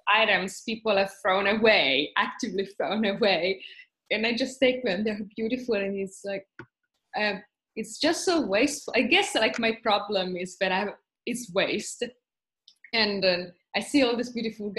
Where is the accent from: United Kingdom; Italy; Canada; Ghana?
Italy; moved away as an adult; also born or lived in Trieste, Italy; now in Tokyo, Japan; I'm from Italy